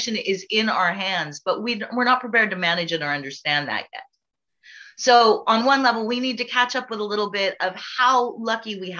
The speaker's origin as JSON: {"language": "English", "country": "United States", "also_born_or_lived": "California", "moved": "as an adult", "lives_now": "Ireland", "said": "my being American"}